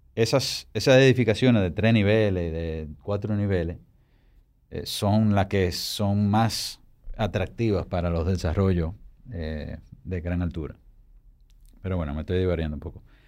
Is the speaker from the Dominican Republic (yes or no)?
yes; Santo Domingo, Dominican Republic; Y es donde está mi oficina, donde yo nací, donde yo vivo.